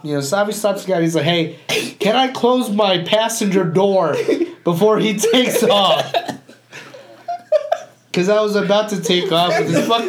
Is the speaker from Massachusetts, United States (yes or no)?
yes; Boston, Massachusetts, United States; I fucking park it because I'm from Boston.